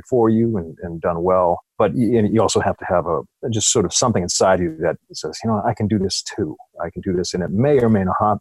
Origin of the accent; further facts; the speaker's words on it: Boston, Massachusetts, United States; I grew up in Hyde Park in Boston